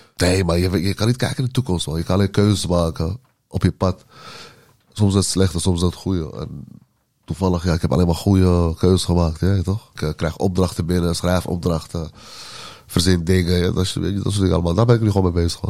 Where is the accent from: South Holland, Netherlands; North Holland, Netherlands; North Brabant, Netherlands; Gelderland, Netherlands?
North Holland, Netherlands; Amsterdam; Ik ben opgegroeid in Oost en in Noord en in het uh, en in West ook